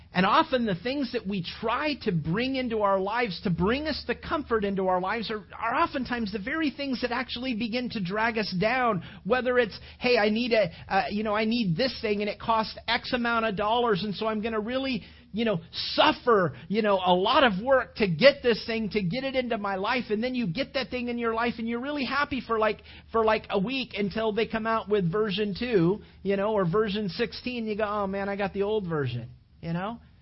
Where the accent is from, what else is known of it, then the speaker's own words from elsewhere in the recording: California, United States; now in Sarasota area, Florida, United States; I grew up in California